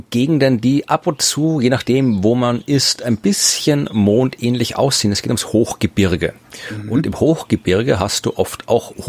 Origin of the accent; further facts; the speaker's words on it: Germany; ich bin ein durchschnittlich großer Deutscher. Ich bin 1,80